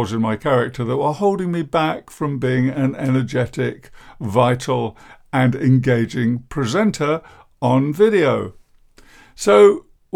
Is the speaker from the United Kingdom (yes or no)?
yes; England, United Kingdom; I'm English